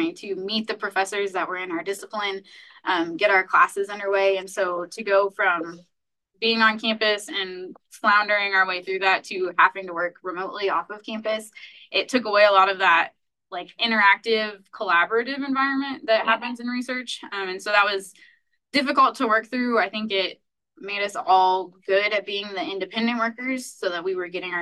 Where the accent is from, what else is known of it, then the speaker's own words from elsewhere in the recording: North Central Indiana, United States; moved away as an adult; now in Nebraska, United States; I'm originally from North Central Indiana.